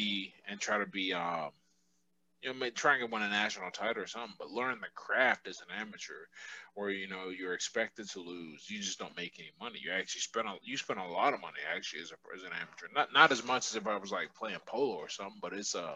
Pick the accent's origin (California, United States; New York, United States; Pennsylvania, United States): Pennsylvania, United States; Pittsburgh; I was born and raised here in Pittsburgh